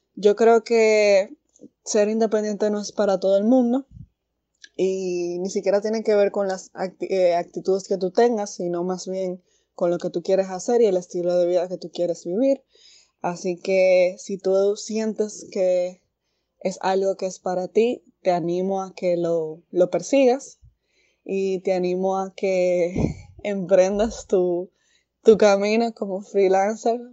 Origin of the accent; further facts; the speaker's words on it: Santiago de los Caballeros, Santiago, Dominican Republic; also born or lived in Santo Domingo; yo soy originaria de Santiago